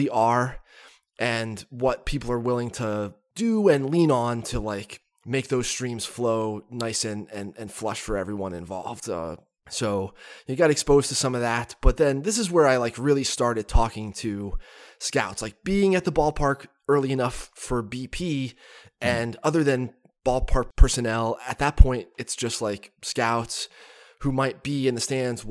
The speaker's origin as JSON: {"language": "English", "town": "Catasauqua", "region": "Pennsylvania", "country": "United States", "tie": "born or raised there", "said": "my front door growing up in Catasauqua"}